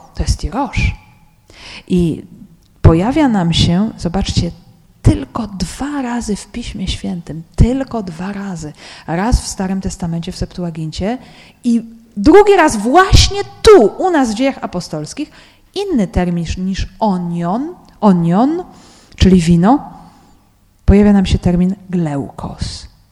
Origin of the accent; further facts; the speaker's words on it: Poland; ja z Polski